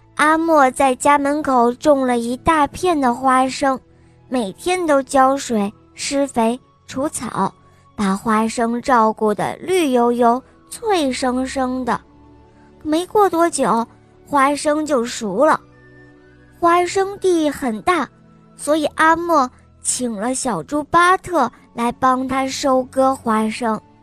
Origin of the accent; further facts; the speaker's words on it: Huizhou, Guangdong, China; 我九岁了，我来自惠州